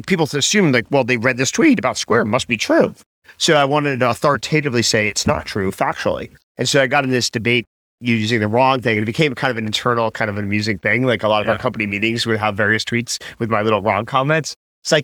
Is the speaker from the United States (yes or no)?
yes; New Jersey, United States; also born or lived in New York; I grew up in New Jersey and New York and, you know, lived in New York.